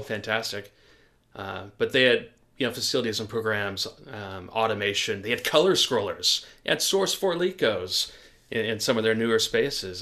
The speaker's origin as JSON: {"language": "English", "town": "Portland", "region": "Oregon", "country": "United States", "tie": "born or raised there", "said": "Growing up in Portland, Oregon"}